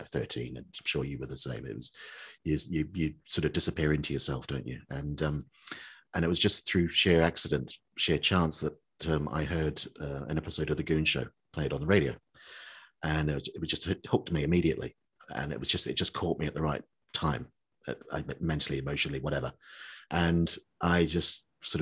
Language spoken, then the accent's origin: English; New Zealand; I grew up in New Zealand